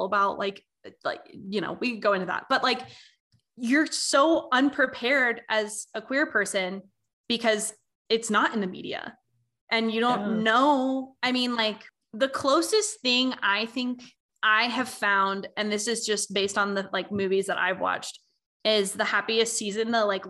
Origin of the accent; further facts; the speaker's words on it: Southern United States, United States; as a bisexual woman growing up in the Bible Belt, it's so weird.